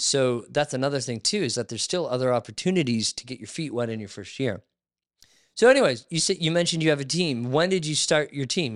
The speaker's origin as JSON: {"language": "English", "town": "Barrie", "region": "Ontario", "country": "Canada", "tie": "born or raised there", "moved": "as an adult", "lives_now": "Niagara, Canada", "said": "I grew up in Barrie. I moved to Niagara"}